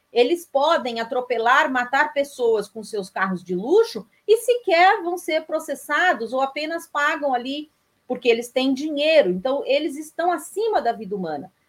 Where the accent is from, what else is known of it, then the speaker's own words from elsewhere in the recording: São Paulo, Brazil; moved away as an adult; now in Vitória da Conquista, Brazil; sou paulistana de nascimento